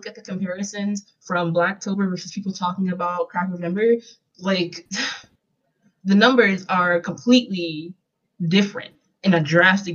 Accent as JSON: {"language": "English", "town": "Philadelphia", "region": "Pennsylvania", "country": "United States", "said": "I come from Philadelphia."}